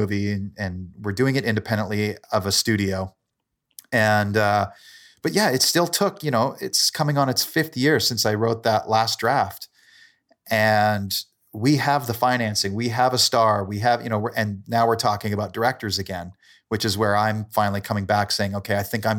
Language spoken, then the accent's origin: English; Calgary, Alberta, Canada; also born or lived in Port Moody; I'm from Calgary. I grew up for my younger years in a suburb of Vancouver called Port Moody.